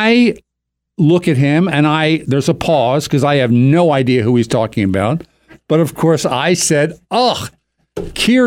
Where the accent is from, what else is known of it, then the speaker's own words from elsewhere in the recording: Doylestown, Pennsylvania, United States; I'm from Bucks County, Pennsylvania, Doylestown.